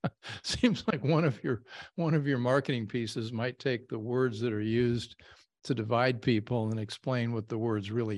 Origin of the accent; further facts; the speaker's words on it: Indiana, United States; I grew up in Indiana, where you always hit the last syllable, not the first one